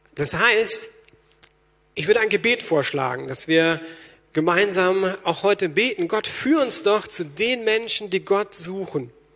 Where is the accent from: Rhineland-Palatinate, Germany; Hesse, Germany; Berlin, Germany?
Berlin, Germany; als Berliner